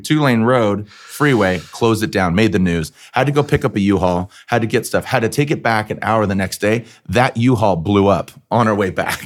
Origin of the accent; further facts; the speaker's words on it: San Diego, California, United States; also born or lived in Arizona; I grew up in San Diego